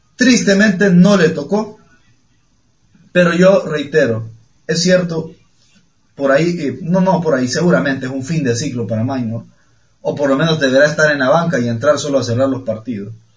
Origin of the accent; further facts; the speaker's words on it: Honduras; soy hondureño